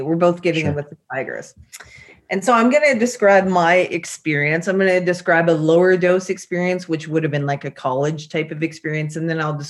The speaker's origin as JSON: {"language": "English", "region": "British Columbia", "country": "Canada", "tie": "born or raised there", "said": "I grew up in British Columbia, so lots of nature"}